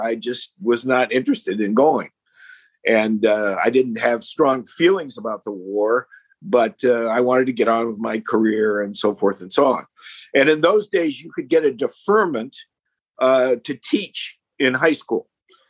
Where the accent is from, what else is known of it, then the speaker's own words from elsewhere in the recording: Thief River Falls, Minnesota, United States; moved away as an adult; now in Washington, D.C., United States; I grew up in northern Minnesota.